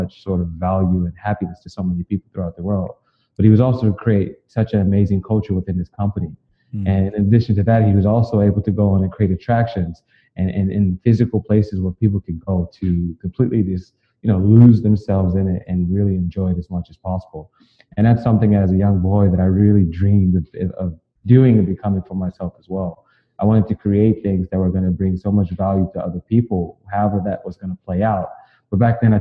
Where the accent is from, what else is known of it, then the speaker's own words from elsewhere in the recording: Chicago, Illinois, United States; I'm originally from the South Side of Chicago, where, you know, when I was growing up